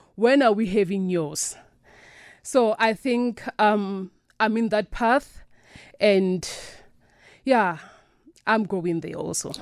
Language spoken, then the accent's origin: English; South Africa; I was born and raised in South Africa